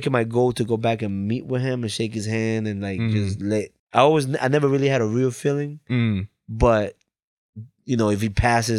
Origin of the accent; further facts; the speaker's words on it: Bridgeport, Connecticut, United States; It's like, I'm here. I'm from Bridgeport.